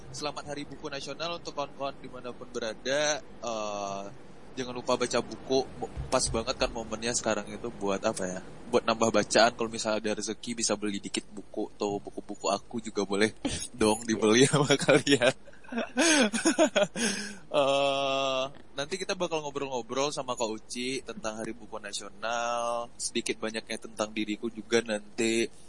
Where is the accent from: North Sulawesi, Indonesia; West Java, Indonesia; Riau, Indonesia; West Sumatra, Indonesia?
West Sumatra, Indonesia; Pariaman; Iya, aku orang Pariaman, Sumatera oh, Barat.